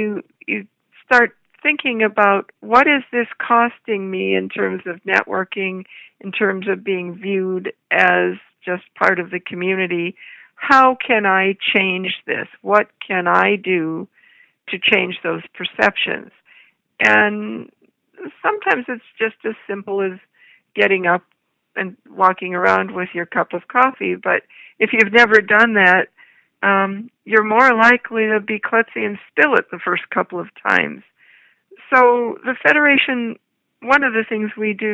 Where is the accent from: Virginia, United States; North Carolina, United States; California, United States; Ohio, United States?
Ohio, United States; Toledo; I was born in Toledo, Ohio, the third of five children.